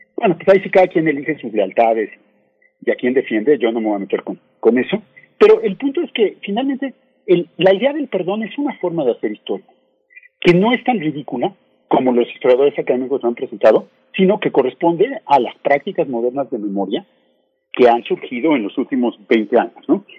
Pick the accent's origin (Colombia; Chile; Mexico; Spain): Mexico; un gran número de historiadoras y historiadores mexicanos